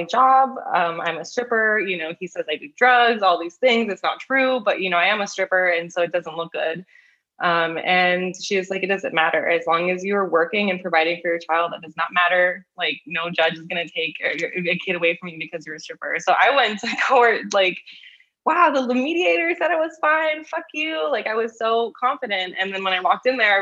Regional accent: Los Angeles, California, United States; I am from Los Angeles

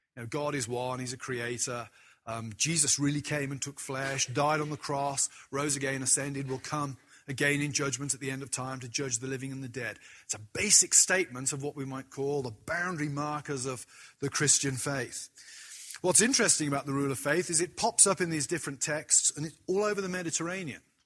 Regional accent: United Kingdom; as a British person

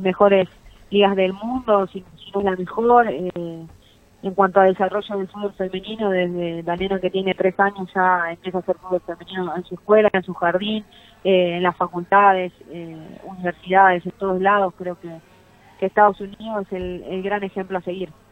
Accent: Argentina; en mi país el fútbol sea profesional

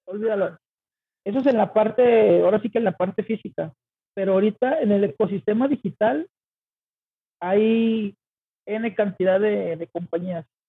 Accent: Guadalajara, Jalisco, Mexico; soy de Guadalajara, Jalisco

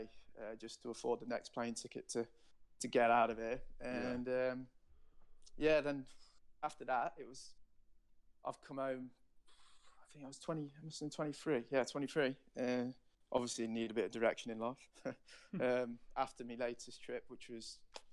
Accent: Nottingham, East Midlands, United Kingdom; So I'm from Nottingham.

